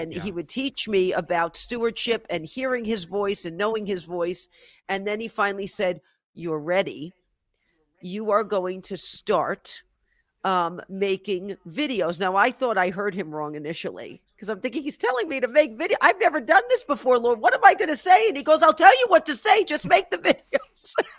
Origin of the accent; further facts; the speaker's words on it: New York City, New York, United States; moved away; I'm originally from the Bronx